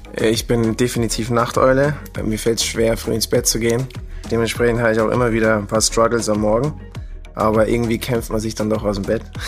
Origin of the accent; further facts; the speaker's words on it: Germany; moved away as an adult; now in Vienna, Austria; ich komme aus Deutschland und bin nach Wien gezogen